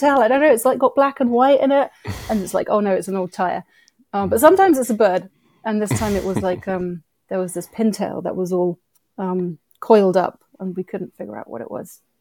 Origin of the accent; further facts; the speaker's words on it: United Kingdom; moved away as an adult; also born or lived in Philadelphia, United States; now in New York, United States; I grew up in the U K, and hence the accent